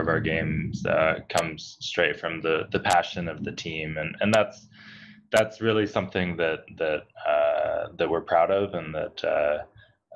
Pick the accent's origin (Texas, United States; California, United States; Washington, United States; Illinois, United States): Washington, United States; Eastern; also born or lived in Seattle; So I grew up in Eastern Washington, came up to Seattle for school